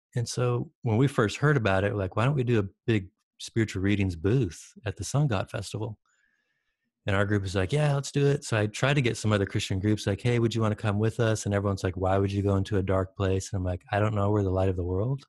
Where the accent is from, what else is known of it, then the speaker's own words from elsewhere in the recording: Michigan, United States; moved away as an adult; also born or lived in Detroit, Michigan / Salt Lake City, Utah; now in San Diego, United States; I grew up in Michigan.